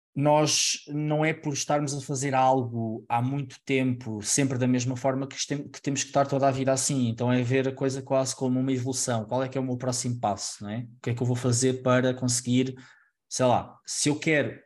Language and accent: Portuguese; Alcobaça, Centro, Portugal; moved away as an adult; now in Lisbon, Portugal; eu sou de Alcobaça, uma, uma cidade mais pequena